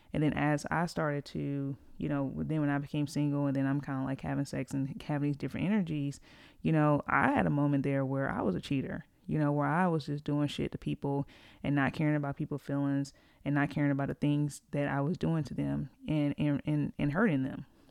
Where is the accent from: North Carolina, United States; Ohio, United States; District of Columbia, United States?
North Carolina, United States; Greensboro; I'm from Greensboro, uh, it's where I live.